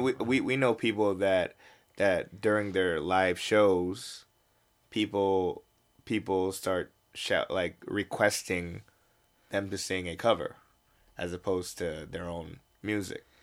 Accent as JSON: {"language": "English", "country": "United States", "tie": "born or raised there", "moved": "yes", "lives_now": "South Korea", "said": "I was born in the States"}